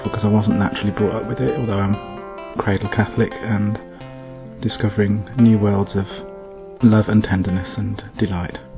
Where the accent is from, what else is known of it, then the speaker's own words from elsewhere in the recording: England, United Kingdom; I come from England, Great Britain